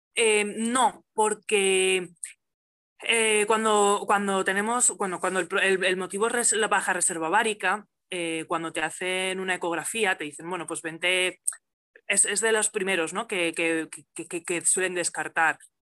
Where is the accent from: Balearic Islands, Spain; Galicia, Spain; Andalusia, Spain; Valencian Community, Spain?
Valencian Community, Spain; moved away as an adult; now in El Molar, Spain; soy, soy valenciana, sí, de la Terreta